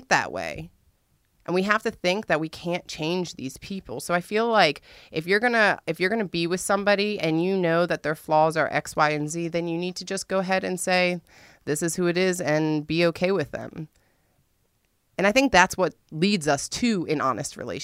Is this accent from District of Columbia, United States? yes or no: yes; Washington, District of Columbia, United States; I'm from the East Coast. I'm from D.C.